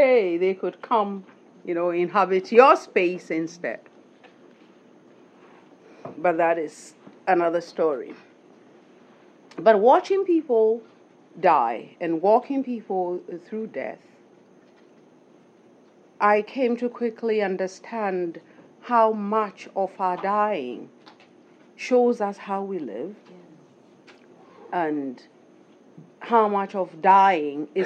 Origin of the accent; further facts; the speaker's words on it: Ghana; moved away; I'm from Ghana